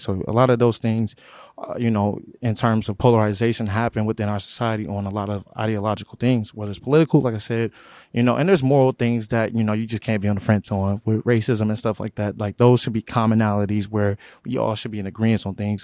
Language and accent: English; Omaha, Nebraska, United States; growing up in North Omaha, I grew up in the hood.